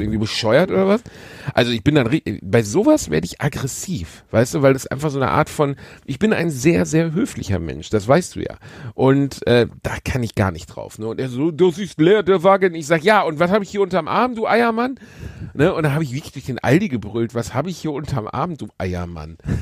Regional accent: Gelsenkirchen, North Rhine-Westphalia, Germany; da, wo ich aufgewachsen bin, war eine lange Spielstraße, die wie so ein S durch die, durch die schwarze Straße ging. Und bei uns war eh insgesamt wenig Verkehr

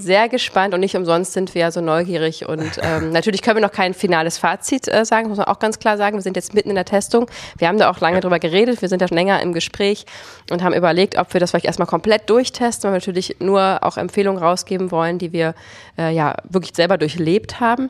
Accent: Potsdam, Brandenburg, Germany; wir kommen aus Potsdam

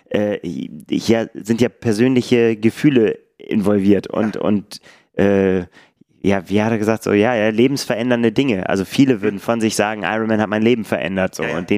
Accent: Bremen, Germany; ich werde den Marathon Bremen laufen, weil ich einfach, ne, meine Heimatstadt.

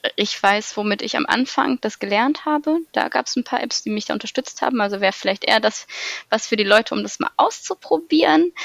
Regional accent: Weserbergland, near Hamelin, Lower Saxony, Germany; komme ursprünglich aus dem schönen Weserbergland, aus einem kleinen Ort in der Nähe von Hameln

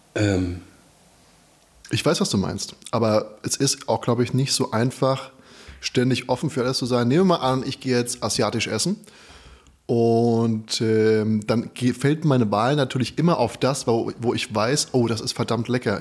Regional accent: Frankfurt am Main, Hesse, Germany; moved away; ich bin ja aus Frankfurt

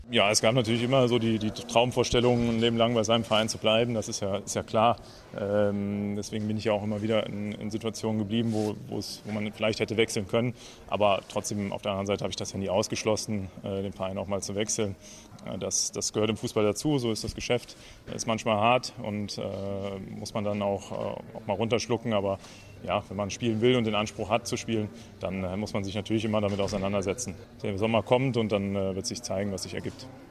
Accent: Cologne, North Rhine-Westphalia, Germany; mein Heimatverein, da wo ich groß geworden bin

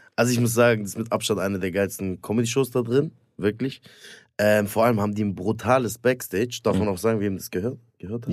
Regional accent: Stuttgart, Baden-Württemberg, Germany; ich komme aus Stuttgart

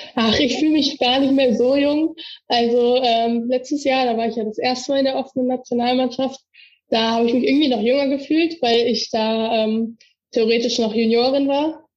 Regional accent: Erkelenz, North Rhine-Westphalia, Germany; also born or lived in Warendorf; Da äh, komme ich her und da bin ich auch immer noch Mitglied

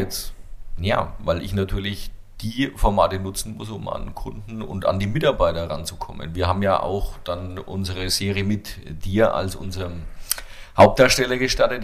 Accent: Bavaria, Germany; als Franke

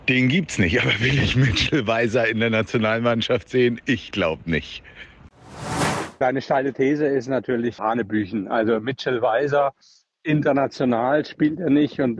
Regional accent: Cologne, North Rhine-Westphalia, Germany; Als Kölner tut man sich mit dem ja so ein bisschen schwer

